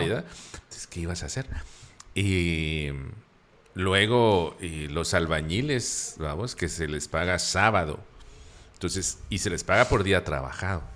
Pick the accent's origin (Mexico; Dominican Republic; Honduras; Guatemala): Guatemala; Antigua Guatemala, Sacatepéquez; nosotros como guatemaltecos y como antigüeños donde vivimos